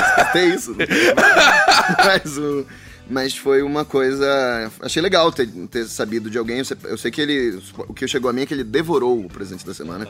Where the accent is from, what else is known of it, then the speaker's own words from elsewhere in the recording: Belém, Pará, Brazil; now in São Paulo, Brazil; eu sou de Belém do Pará